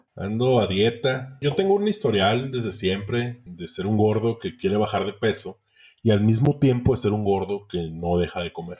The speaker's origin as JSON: {"language": "Spanish", "town": "Ciudad Obregón", "region": "Sonora", "country": "Mexico", "moved": "yes"}